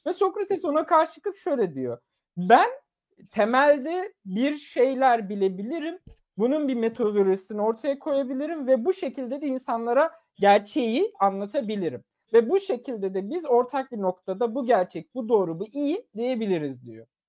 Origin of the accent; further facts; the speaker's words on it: Turkey; Turkish is a second language; moved away; also born or lived in Germany; çok küçük yaşta yaklaşık 4 ya da 3 yaşındayken Türkiye'ye geldim ve Türkiye'de Türkçe öğrendim